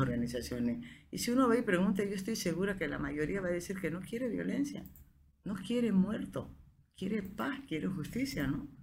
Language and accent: Spanish; Bolivia; yo soy boliviano